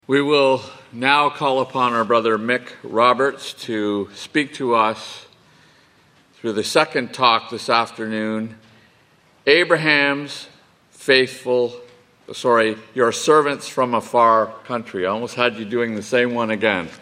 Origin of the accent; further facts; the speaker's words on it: England, United Kingdom; being English